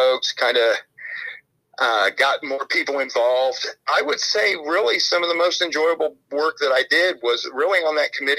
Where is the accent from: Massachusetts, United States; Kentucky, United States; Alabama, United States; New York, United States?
Kentucky, United States; The state was always being run out of Louisville, which is about an hour away from my hometown.